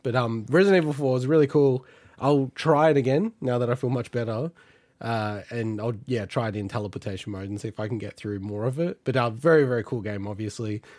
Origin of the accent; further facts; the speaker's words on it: Australia; as an Australian